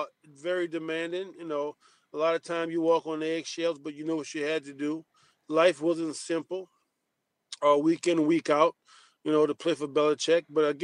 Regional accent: Donaldsonville, Louisiana, United States; moved away; also born or lived in Denver / North Dakota; a little town called Donaldsonville, Louisiana. That was my hometown that I grew up in around 2006 to 2009.

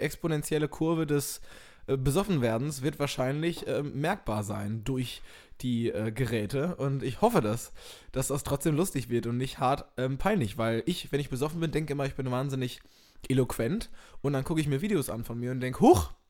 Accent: Minden, North Rhine-Westphalia, Germany; Ich komme aus Minden in Westfalen, Ostwestfalen.

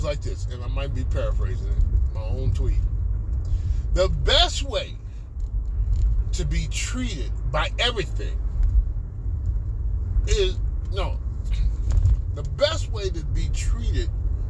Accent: Midwest, United States; now in California, United States; I was born in the Midwest. I was raised in the Midwest.

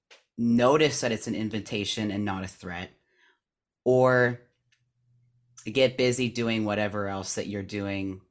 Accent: California, United States; living in Hollywood, granted, and also just being born and raised in California

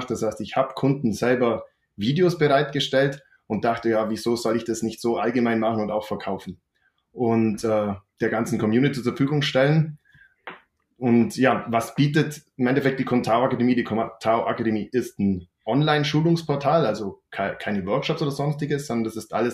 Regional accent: Bavaria, Germany; accent: Allgäu dialect; Ich komme hier aus dem Allgäu. Man hört sicher auch an meinem Dialekt.

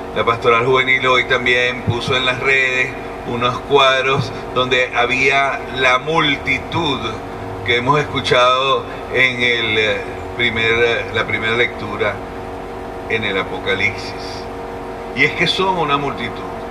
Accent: Venezuela

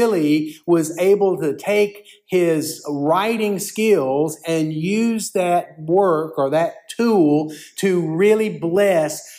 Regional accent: Columbus, Georgia, United States; In my hometown of Columbus, Georgia

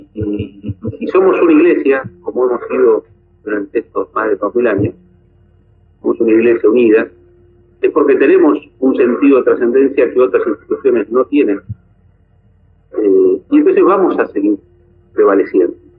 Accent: Argentina; en nuestro país

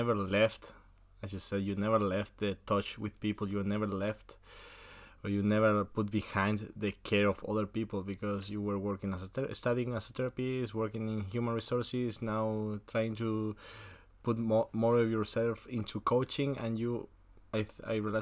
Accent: Argentina; coming from Argentina, from my home country

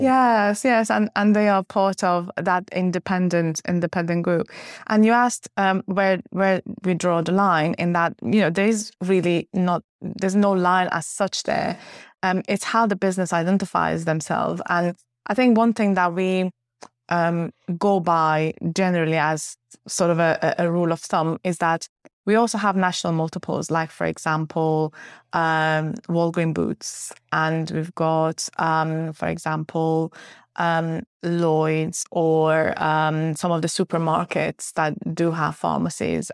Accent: Finland; moved away as an adult; also born or lived in Uppsala, Sweden; now in United Kingdom; I grew up in Finland. Um, I was part of the Swedish-speaking community in Finland

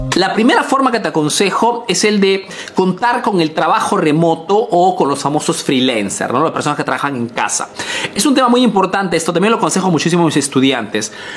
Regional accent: Peru; now in Italy

